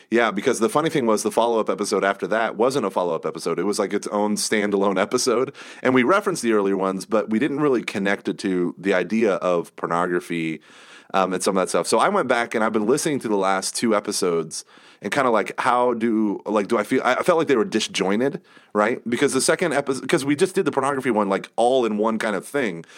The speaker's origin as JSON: {"language": "English", "country": "United States", "said": "I'm an American"}